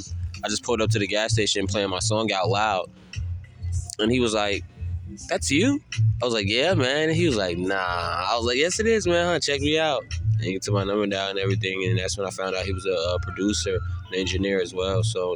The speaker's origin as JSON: {"language": "English", "town": "Newark", "region": "New Jersey", "country": "United States", "also_born_or_lived": "Rock Hill, South Carolina", "moved": "yes", "lives_now": "Charlotte, United States", "said": "I'm actually from North New Jersey originally, but I spent like half my life down here in Rock Hill, South Carolina, in Charlotte. So I say it's 50-50."}